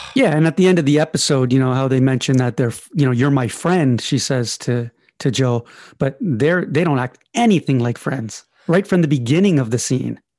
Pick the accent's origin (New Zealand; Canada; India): Canada; I'm Canadian